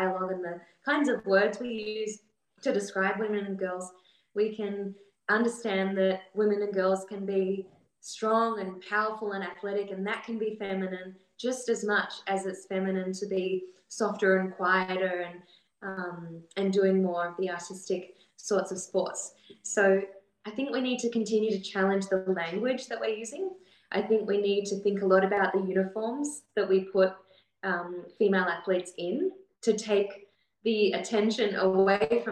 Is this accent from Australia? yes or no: yes; Australia; So I'm the Australian IOCM leader for 2021 to 2024